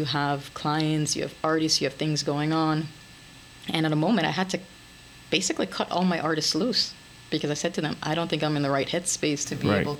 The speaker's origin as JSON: {"language": "English", "country": "France", "moved": "yes", "said": "Well, no. 2006 is when I came here from France."}